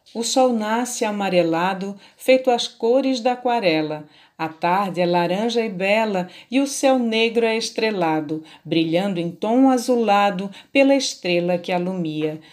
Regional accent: Açu, Rio Grande do Norte, Brazil; sou natural de Açu, terra dos poetas, no meu Rio Grande do Norte

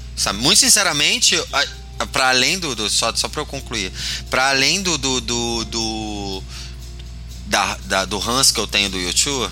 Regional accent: Rio de Janeiro, Brazil; now in São Paulo, Brazil; enquanto carioca em São Paulo

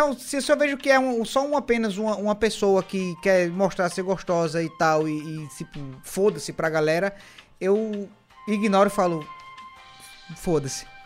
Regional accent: Northeast Region, Brazil; eu sou nordestino

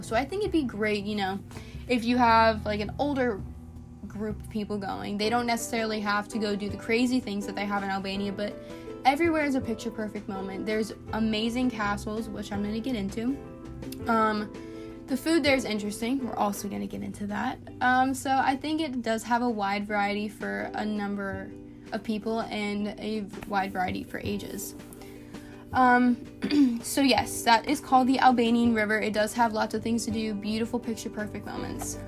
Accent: Tampa, Florida, United States; now in West Palm Beach, United States; back in my hometown in Tampa, we had these beautiful, powdery, white, sandy beaches.

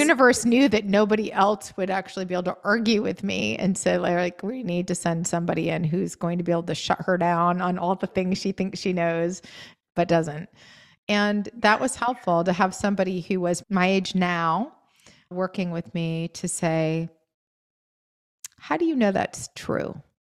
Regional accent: New England, United States; moved away; also born or lived in Maine; I grew up in New England

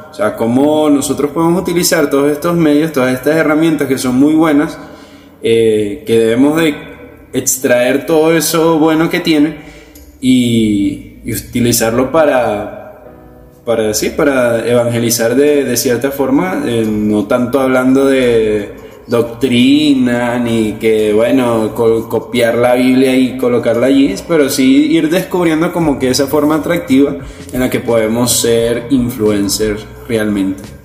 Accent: Venezuela; venezolanos, nosotros estamos aquí en Venezuela

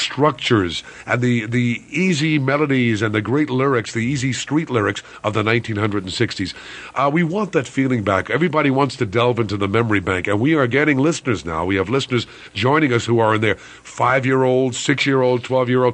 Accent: New York City, New York, United States; I'm a New Yorker

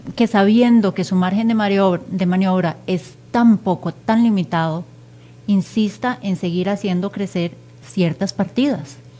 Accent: Costa Rica; como costarricenses

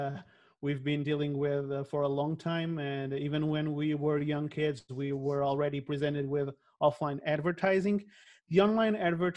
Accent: Portugal; I'm from Portugal

